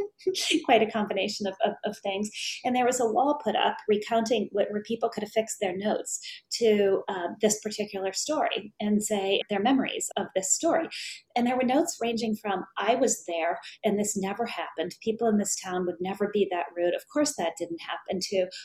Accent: Hibbing, Minnesota, United States; growing up in Hibbing

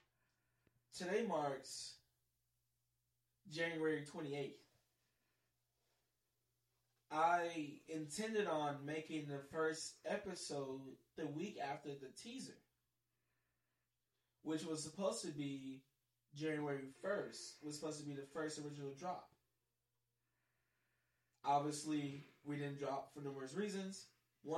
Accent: Milwaukee, Wisconsin, United States; we're both from Milwaukee, Wisconsin

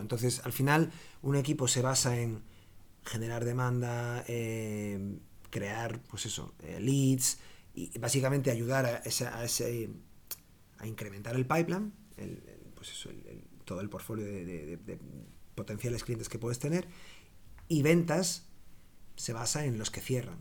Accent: Galicia, Spain; moved away as an adult; also born or lived in Dublin, Ireland; now in Barcelona, Spain; soy gallego

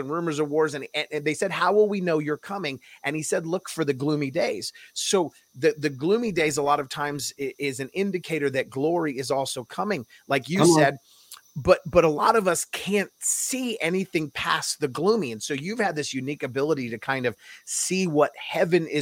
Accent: California, United States; moved away; I was born and raised in California and I moved away from there

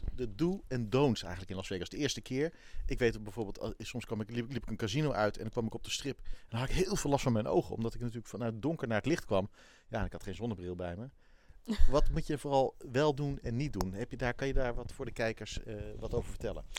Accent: Netherlands; ik ben een Hollander

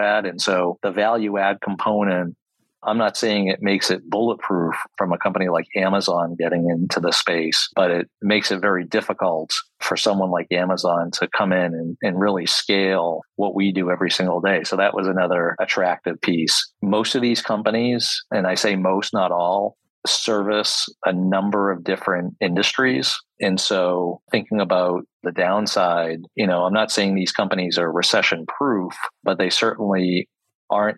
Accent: Boston, Massachusetts, United States; now in Upstate New York, United States; I'm from Boston originally

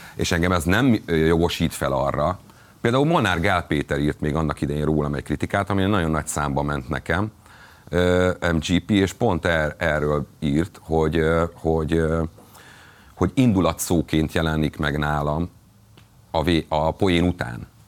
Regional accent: Borsod-Abaúj-Zemplén, Hungary; borsodi vagyok

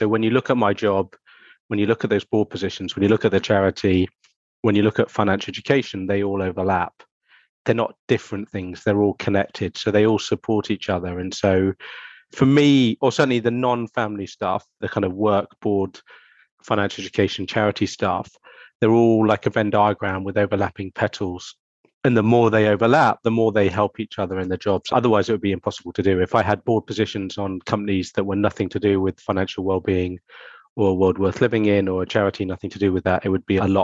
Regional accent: Argentina; So, I grew up in Argentina. My parents moved there when I was about seven years old.

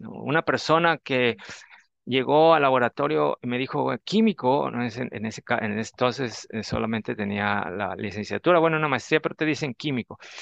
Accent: Tabasco, Mexico; moved away as an adult; regresar a mi pueblo, lo voy a tener que decir, soy tabasqueño, a Tabasco

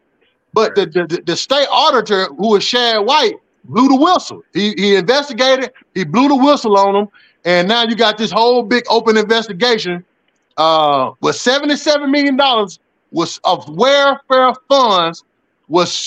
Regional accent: Jackson, Mississippi, United States; also born or lived in Rankin County, Mississippi; I grew up in Jackson, Mississippi.

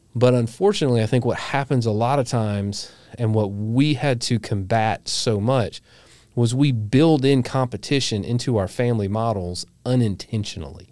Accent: the South, United States; living here in the South. And if you hadn't figured it out, we're from the South.

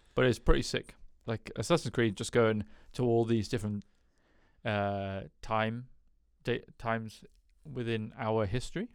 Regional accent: United Kingdom; I'm British

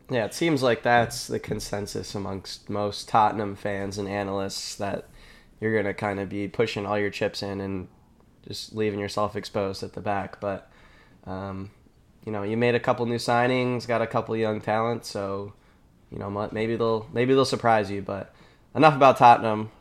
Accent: Rochester, New York, United States; now in Boston, United States; I'm in Boston right now, originally from, from Rochester, New York area.

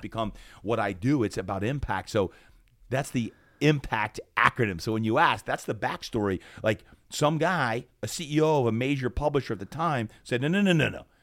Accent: Brick Township, New Jersey, United States; moved away; also born or lived in Berlin, Germany; Brick Township, New Jersey

